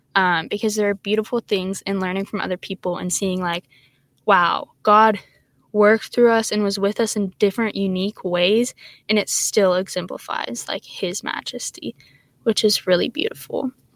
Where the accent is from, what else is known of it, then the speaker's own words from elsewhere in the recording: Texas, United States; I'm from Texas